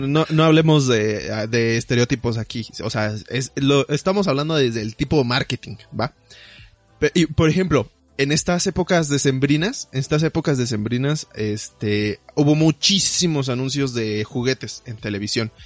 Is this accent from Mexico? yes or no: yes; Mexico; como buen mexicano